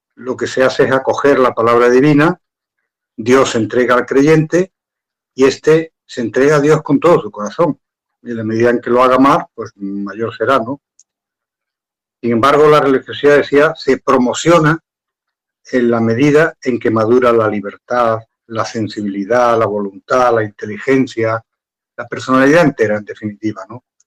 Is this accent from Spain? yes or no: yes; Andalusia, Spain; yo soy andaluz